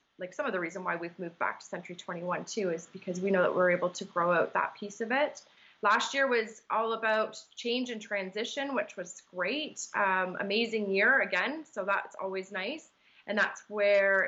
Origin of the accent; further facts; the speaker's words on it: Markham, Ontario, Canada; I'm born and raised in Markham, so that's kind of where my home is